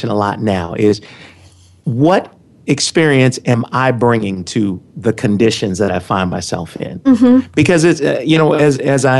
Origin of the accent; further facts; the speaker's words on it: Compton, California, United States; I grew up in Compton, a little community just south of Los Angeles, part of Los Angeles County.